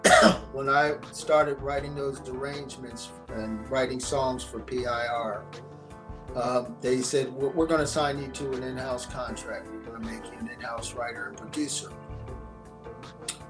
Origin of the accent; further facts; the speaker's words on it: Philadelphia, Pennsylvania, United States; I was born in Bryn Mawr, but I lived in North Philly, which was a black projected area, you know.